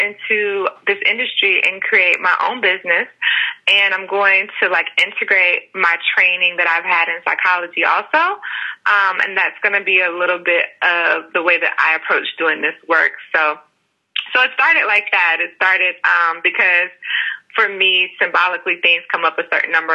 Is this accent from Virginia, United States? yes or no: no; Mississippi, United States; moved away as an adult; now in Atlanta, United States; And I am originally from Mississippi. I currently live in Atlanta, Georgia for like the past 3 years now.